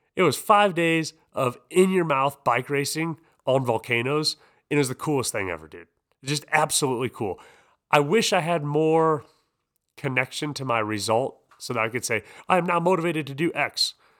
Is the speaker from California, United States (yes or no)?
no; Iowa, United States; I'm a dude from Iowa